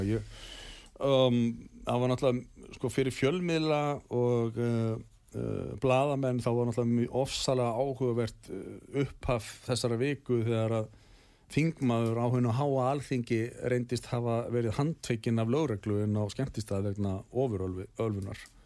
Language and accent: Icelandic; Garðabær, Capital Region, Iceland; Ég er allavega upp á alveg í Garabænum og hérna, bjóð þar til fullorins ára